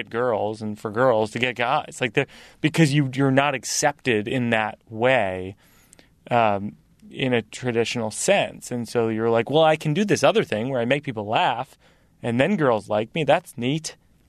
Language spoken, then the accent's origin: English; Massachusetts, United States; I grew up in Massachusetts where Larry Bird was the hero